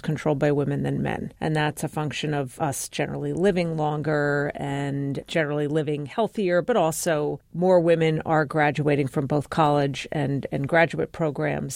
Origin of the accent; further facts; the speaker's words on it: New York City, New York, United States; I was born in Brooklyn. My parents were born and raised in Brooklyn